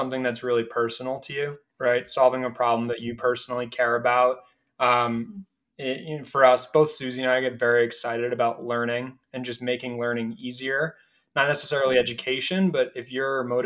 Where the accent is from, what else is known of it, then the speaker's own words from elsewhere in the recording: Acton, Massachusetts, United States; moved away as an adult; now in Denver, United States; I'm originally from the East Coast in a town called Acton, which is outside of Boston.